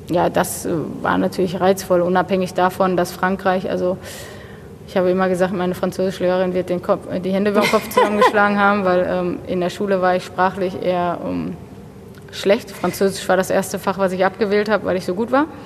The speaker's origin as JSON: {"language": "German", "town": "Bochum", "region": "North Rhine-Westphalia", "country": "Germany", "tie": "born there", "also_born_or_lived": "Paris", "said": "Ich, ich meine, ich bin in Bochum geboren. Ich, habe auch noch nicht so viel äh, wohnlich nicht so viel anderes gesehen. Ich bin tatsächlich auch immer in meinem Viertel so ein bisschen geblieben"}